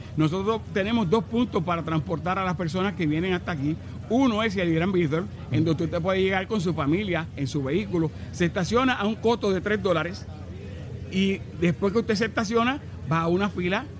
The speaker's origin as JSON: {"language": "Spanish", "town": "Santo Domingo", "region": "Distrito Nacional", "country": "Dominican Republic", "tie": "born or raised there", "moved": "as an adult", "lives_now": "Puerto Rico", "said": "Yo nací en Santo Domingo, República Dominicana"}